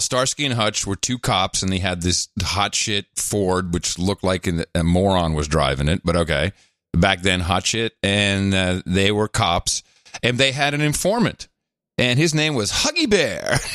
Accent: Netherlands; moved away; also born or lived in New Jersey / Belgium / United Kingdom; I grew up in uh, a socialist country. I grew up in the Netherlands.

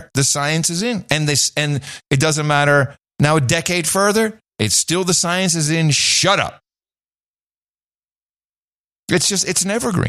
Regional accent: Canada; now in United States; I am a Canadian exiled in Florida.

